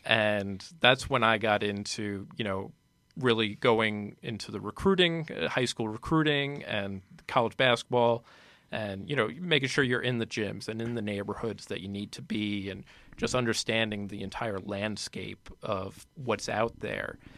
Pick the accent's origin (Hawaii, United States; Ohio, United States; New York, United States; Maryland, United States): New York, United States; Nanuet; also born or lived in Boston; now in New York City, United States; I'm from Nanuet, New York, uh, up by the Tapestry Bridge there